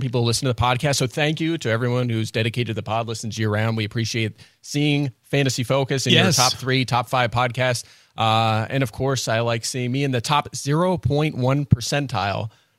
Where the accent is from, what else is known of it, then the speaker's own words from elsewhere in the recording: Pottsville, Pennsylvania, United States; I grew up in Pottsville. I would walk out my front door and I could look down over the town and I could see the Yingling brewery